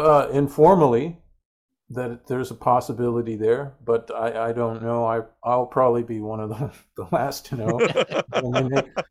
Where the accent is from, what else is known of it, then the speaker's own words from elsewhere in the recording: Guelph, Ontario, Canada; also born or lived in Sterling Heights, United States; because when I was a kid growing up in Guelph, Ontario, in Sterling Heights, Michigan, you'd come home from school and there'd be three channels